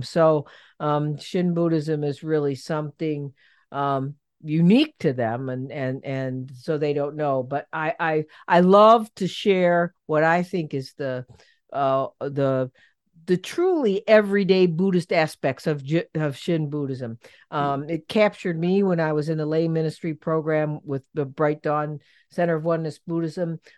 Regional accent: Cleveland, Ohio, United States; I'm from Cleveland

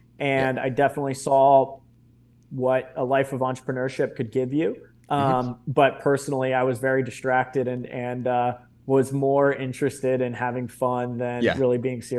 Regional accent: Reston, Virginia, United States; I grew up in the town that I'm currently sitting in, which is Reston, Virginia, which is about 30 minutes outside of Washington, D.C. And my parents actually met in the Marine Corps.

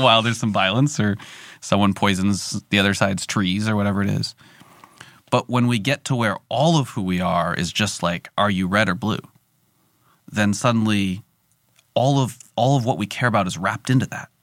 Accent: California, United States; I'm from California

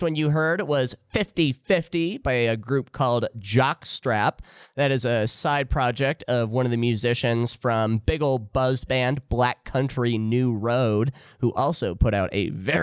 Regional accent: Mariel, Iowa, United States; growing up in Mariel, Iowa

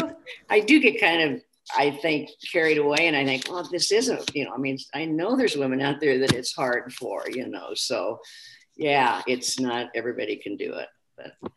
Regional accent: Kansas, United States; also born or lived in St. Louis; now in Minnesota, United States; my little town that I grew up in in Kansas.

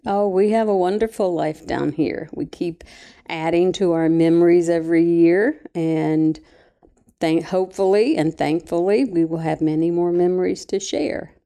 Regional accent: Mabscott, West Virginia, United States; moved away; I'm from Mabscot, West Virginia

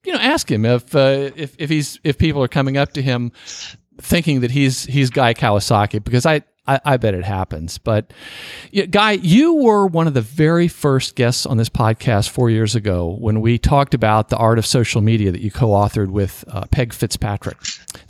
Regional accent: Norfolk, Virginia, United States; my hometown

